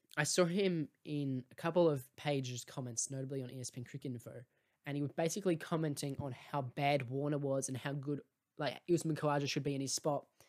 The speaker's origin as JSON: {"language": "English", "country": "Australia", "said": "as an Australian"}